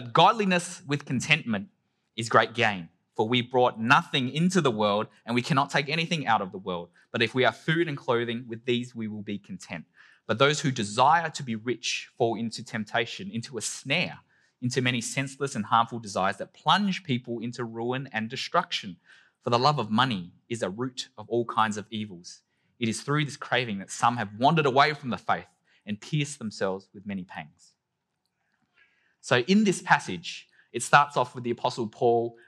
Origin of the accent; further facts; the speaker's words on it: Adelaide, South Australia, Australia; my earliest primary school memories growing up in Adelaide